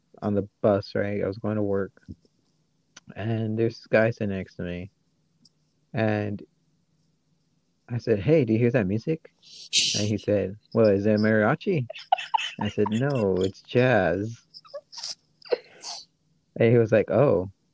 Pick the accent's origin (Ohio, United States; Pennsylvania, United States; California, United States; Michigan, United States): Michigan, United States; accent: Michigan; my Michigan accent.